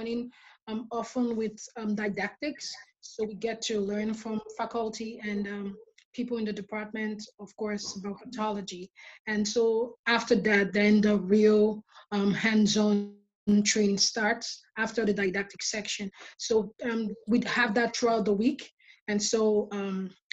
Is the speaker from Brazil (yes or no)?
no; Nigeria; moved away as an adult; now in Detroit, United States; growing up in Nigeria, one thing I liked about it was the community that we had